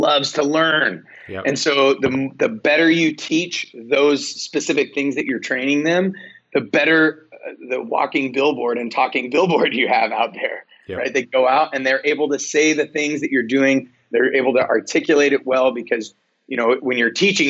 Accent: United States; we're American

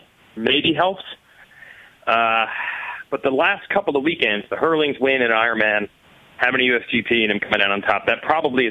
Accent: United States; I am American

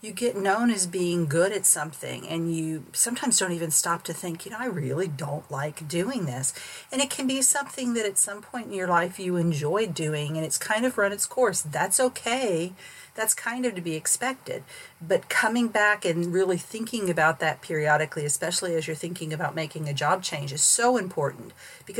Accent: St. Petersburg, Florida, United States; also born or lived in Northeast Missouri; I grew up in St. Petersburg, Florida, where there was no change of seasons

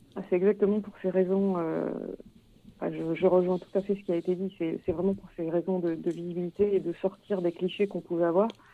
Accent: Auvergne-Rhône-Alpes, France; moved away; moi, à la base, je viens de, viens d'Auvergne

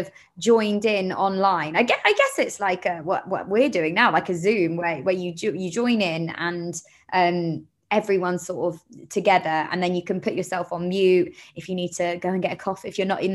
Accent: London, United Kingdom; I'm from Camden Town. So I grew up in London.

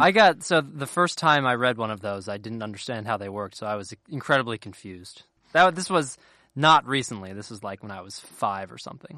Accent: a town a little north of Cincinnati, Ohio, United States; moved away; I'm not technically from Cincinnati. I'm from a little, a town a little north of it

